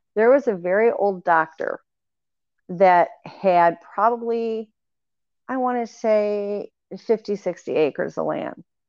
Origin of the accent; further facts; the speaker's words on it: Michigan, United States; moved away; growing up in Michigan, you would have several feet of snow every year